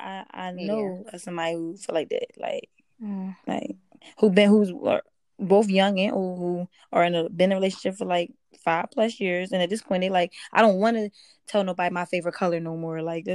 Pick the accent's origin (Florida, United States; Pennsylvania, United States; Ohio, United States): Pennsylvania, United States; Philadelphia; I was born in Philly.